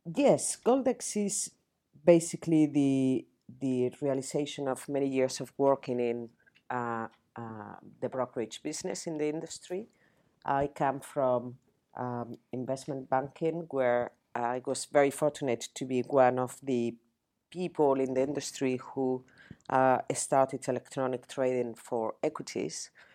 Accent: Spain; English is a second language; moved away as an adult; now in United Kingdom; I'm not British. I was not born in the UK. I'm Spanish. I came to the UK 26 years ago. I didn't speak English

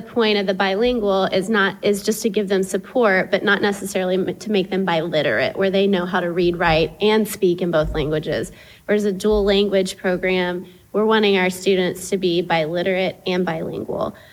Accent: Tyler, Texas, United States; moved away as an adult; also born or lived in Dominican Republic; I grew up here in Tyler

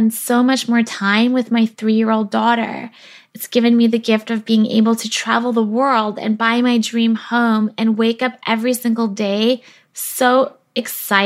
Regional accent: South Africa; now in British Columbia, Canada; I was born in South Africa where I spent my childhood, and that was before my family immigrated to Canada where I live now

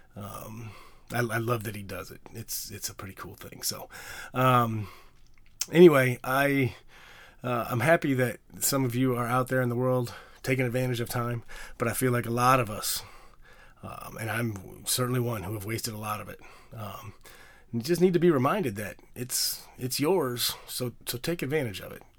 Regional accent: Bloomington, Illinois, United States; now in New York, United States; I'm from Illinois. As most of you guys know, in Bloomington, Normal, Illinois

